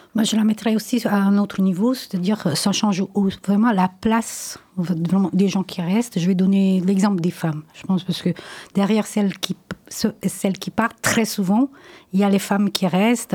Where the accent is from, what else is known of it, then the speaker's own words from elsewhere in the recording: Italy; French is a second language; now in France; moi, je suis italienne, j'ai toujours parlé italien avec mes enfants